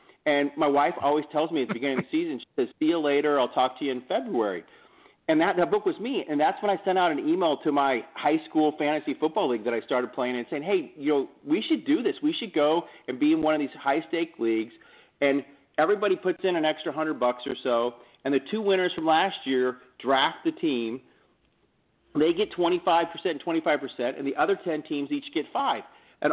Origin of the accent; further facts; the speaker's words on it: Kansas City, United States; moved away; I'm originally from Kansas City